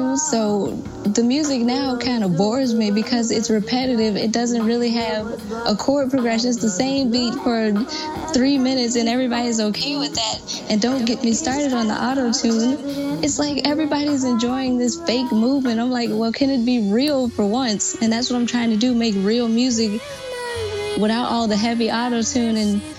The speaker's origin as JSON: {"language": "English", "region": "Maryland", "country": "United States", "said": "I'm from Maryland, and I'm a bit of everything."}